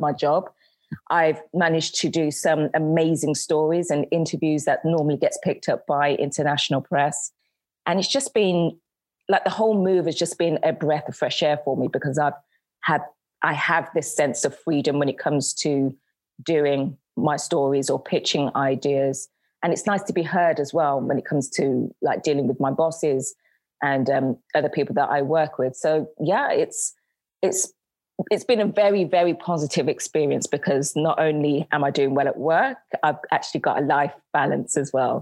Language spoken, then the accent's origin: English; Birmingham, West Midlands, United Kingdom; moved away as an adult; also born or lived in London; now in Istanbul, Turkey; I'm originally from Birmingham. I moved to London at the age of 18